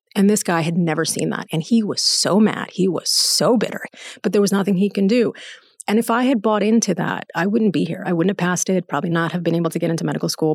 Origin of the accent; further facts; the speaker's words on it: United States; I was born and raised in the United States